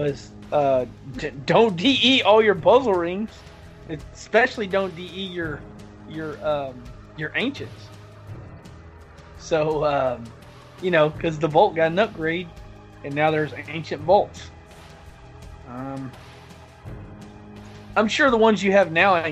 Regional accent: the South, United States; I'm from the South

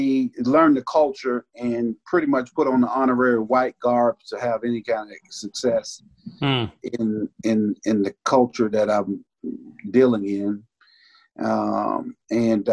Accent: United States; also born or lived in Bainbridge, Georgia; I was raised on the Georgia-Florida line, actually 22 miles south of Bainbridge

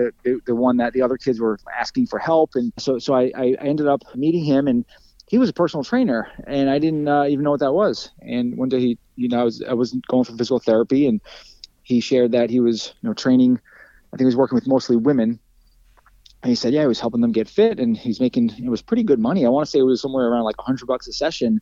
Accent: Lindenhurst, New York, United States; I've never moved. So I was born in Lindenhurst, New York, which is where I still live

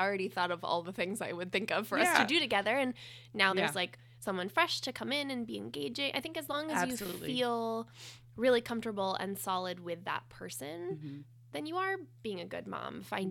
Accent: New Hampshire, United States; I grew up in southern New Hampshire, maybe 35 minutes north of Boston.

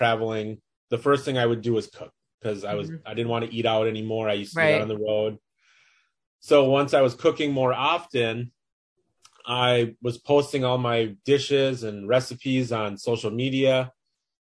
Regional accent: Minneapolis, Minnesota, United States; I live in Minneapolis, Minnesota, born and raised here

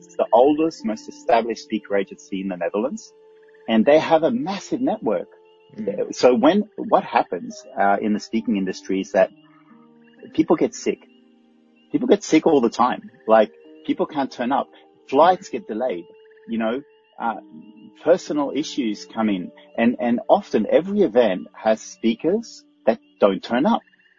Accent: Australia; Actually, I say no worries often because I'm Australian and the translation of no problem in Australian is no worries.

